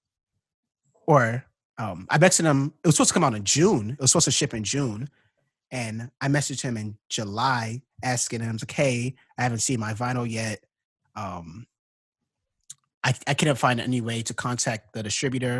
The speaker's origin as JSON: {"language": "English", "country": "Ghana", "said": "I'm from Ghana too."}